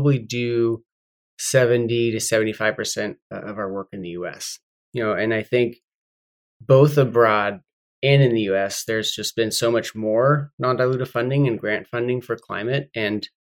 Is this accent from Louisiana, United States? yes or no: no; Humboldt County, California, United States; I grew up in Humboldt County on California's North Coast